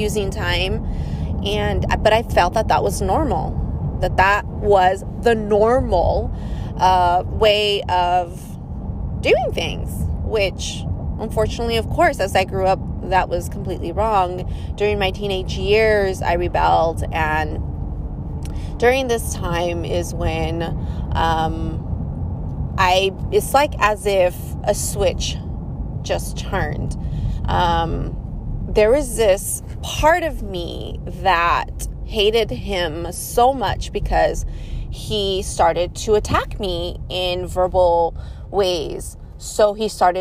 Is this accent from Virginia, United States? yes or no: no; California, United States; also born or lived in Georgia / Florida / Kuwait; I was born here in California. That is where I am currently living at.